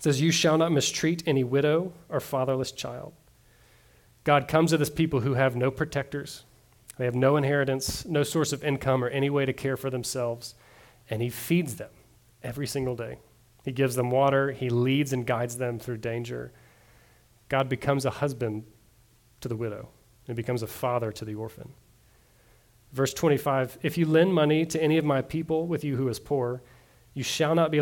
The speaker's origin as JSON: {"language": "English", "region": "the South", "country": "United States", "tie": "born or raised there", "said": "I grew up in the South."}